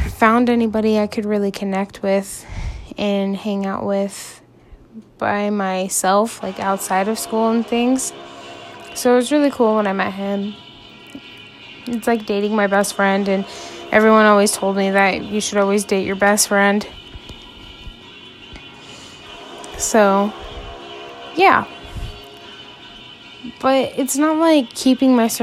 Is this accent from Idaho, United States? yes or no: yes; Idaho, United States; I grew up in Idaho, and pretty much have lived in Idaho all of my life.